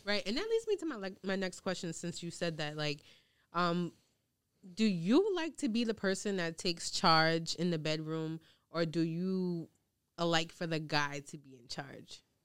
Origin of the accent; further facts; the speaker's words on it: New York City, New York, United States; also born or lived in Long Island; growing up in Queens and then going to like Long Island